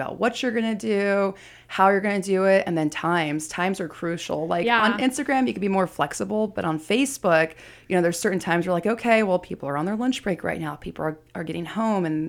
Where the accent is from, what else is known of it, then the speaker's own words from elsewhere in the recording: Bay Area, California, United States; also born or lived in San Diego / Vallejo / Hayward / Castro Valley; I was actually born in San Diego, but primarily raised in the Bay Area. I've lived all over. I've lived in Hayward, Castro Valley, Concord